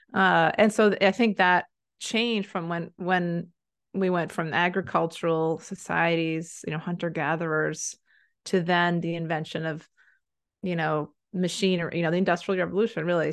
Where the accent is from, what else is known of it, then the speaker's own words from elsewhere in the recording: United States; also born or lived in Maine; I'm an American